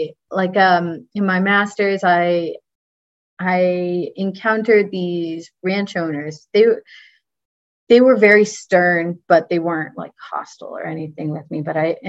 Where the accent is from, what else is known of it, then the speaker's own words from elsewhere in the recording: Texas, United States; I'm from Texas. So of course my family's always asking, are you carrying a gun out there?